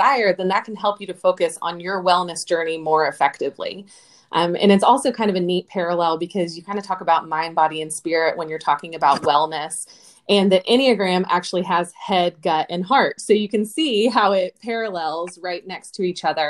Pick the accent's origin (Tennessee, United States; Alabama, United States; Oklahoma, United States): Oklahoma, United States; also born or lived in Georgia coast; now in Georgia, United States; I grew up in Oklahoma